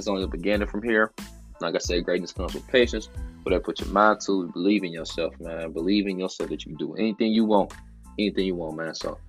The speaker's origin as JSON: {"language": "English", "town": "Cincinnati", "region": "Ohio", "country": "United States", "said": "I'm from Cincinnati, by the way, in case y'all didn't know. From Cincinnati."}